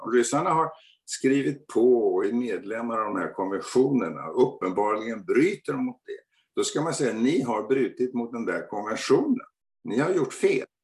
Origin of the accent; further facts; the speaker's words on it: Sweden; Vi fina svenskar